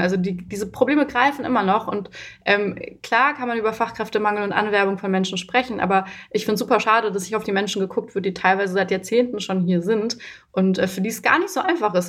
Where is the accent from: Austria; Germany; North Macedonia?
Germany; also born or lived in Romania / Berlin; obwohl ich ja auch schon von klein auf in Deutschland bin